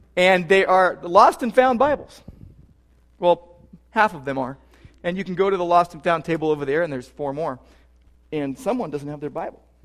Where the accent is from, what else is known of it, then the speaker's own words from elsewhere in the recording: Southern California, United States; also born or lived in Downey / Sylmar / Whittier; Growing up in Southern California